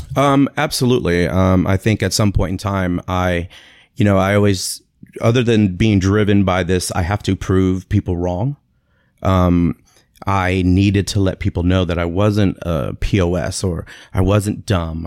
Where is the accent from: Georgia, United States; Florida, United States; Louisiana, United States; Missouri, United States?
Florida, United States; Tampa; also born or lived in Springfield, Massachusetts; I was born in Springfield, Massachusetts, uh, nineteen seventy-seven, and, uh, moved to Tampa, Florida when I was about six months old